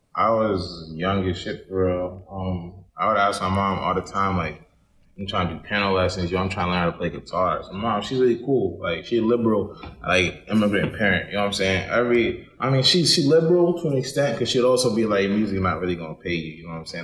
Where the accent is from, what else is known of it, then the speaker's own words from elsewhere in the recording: Baltimore, Maryland, United States; also born or lived in Indianapolis; I'm from East Baltimore. I was raised in Chingleton Park, but I was raised with like I was raised with my aunt, but I was also raised with my mom. My mom lived in Indianapolis, so it was a lot of like back and forth